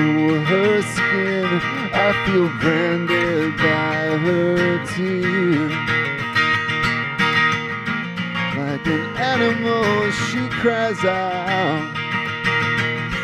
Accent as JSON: {"language": "English", "area": "Bay Area", "region": "California", "country": "United States", "tie": "born or raised there", "said": "I grew up here in the Bay Area"}